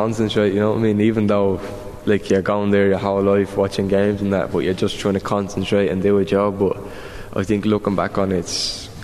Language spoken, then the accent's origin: English; Ireland; as the Irish, we always try fancy ourselves.